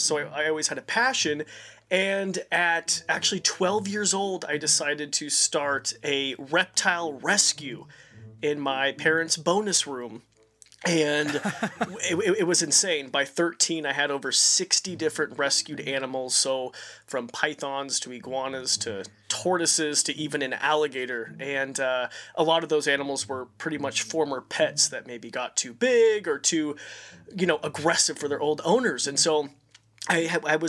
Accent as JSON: {"language": "English", "area": "Robie Creek", "region": "Idaho", "country": "United States", "tie": "born or raised there", "said": "I grew up in Roby Creek, Idaho."}